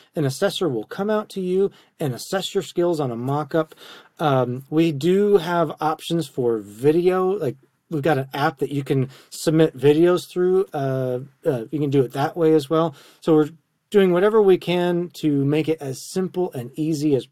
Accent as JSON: {"language": "English", "region": "Wisconsin", "country": "United States", "also_born_or_lived": "Tennessee", "moved": "yes", "said": "I'm from Wisconsin, on the corn, you know, county roads and gravel roads"}